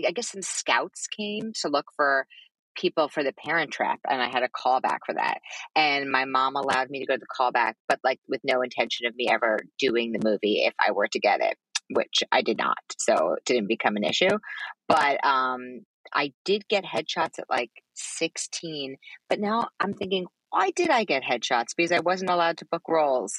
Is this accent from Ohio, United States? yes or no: no; New York City, New York, United States; I grew up in Manhattan